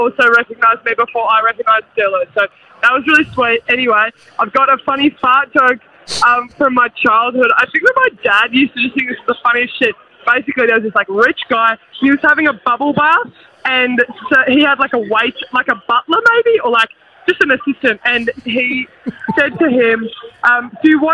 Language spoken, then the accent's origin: English; Victoria, Australia; I'm from Victoria here, calling from the Caxton. Yeah, I wasn't from Brisbane